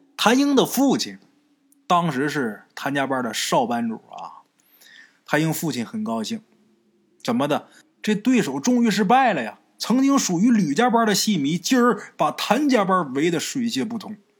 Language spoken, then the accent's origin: Chinese; Northeast China, China; 像在我们东北这边儿啊，就是七月十五